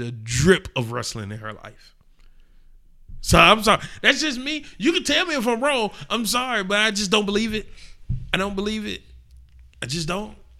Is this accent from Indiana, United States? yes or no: no; Atlanta, Georgia, United States; We come from Atlanta.